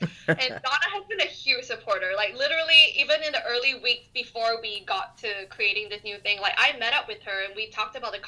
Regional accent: Singapore; moved away as an adult; now in United States; I'm originally from Singapore

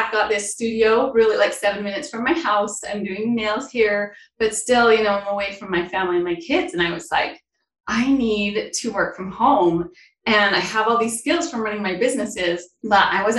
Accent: Brigham City, Utah, United States; I am from Brigham City, Utah. It's kind of northern part of Utah.

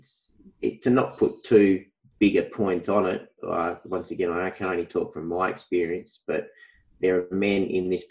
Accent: Wheatbelt region, Western Australia, Australia; now in Perth, Australia; I was born in Perth, WA. From a young age, we moved to the Wheat Belt country region, and I currently live in Perth

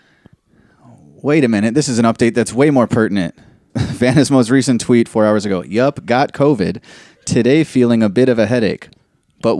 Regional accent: Chicago, Illinois, United States; I'm from Chicago.

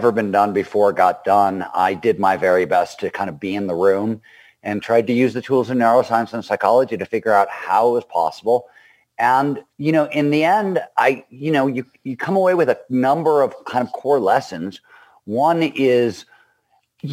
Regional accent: Cleveland, Ohio, United States; I grew up in Cleveland, Ohio.

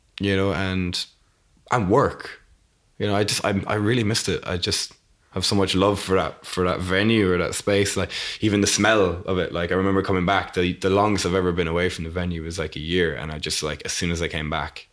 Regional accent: Leap, Munster, Ireland; moved away as an adult; also born or lived in United Kingdom; to grow up there

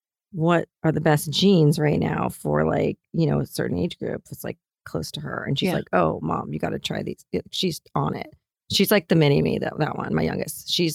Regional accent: Hollywood, California, United States; You know, and growing up in Hollywood, I was like, oh gosh, if I can have three girls in Los Angeles and no one has an eating disorder, I will feel like a successful person.

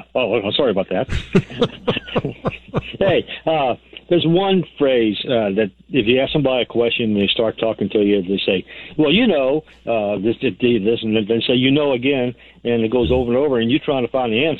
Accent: New Orleans, Louisiana, United States; I'm from it. I'm from New Orleans too

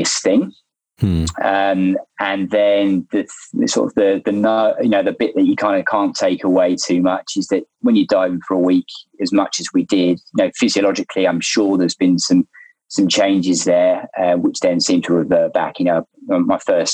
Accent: London, United Kingdom; moved away as an adult; now in Australia; I'm from London. I'm a London boy. Obviously, there's no ocean near where I grew up.

